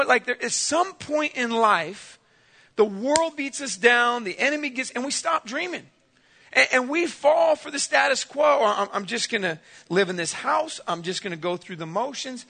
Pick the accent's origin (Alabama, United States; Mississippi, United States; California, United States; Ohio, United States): California, United States; San Diego; I grew up in San Diego, California.